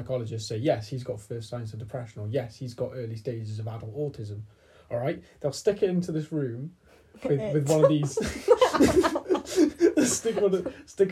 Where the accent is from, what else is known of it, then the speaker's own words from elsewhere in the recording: Welsh, Wales, United Kingdom; My personality consists of being Welsh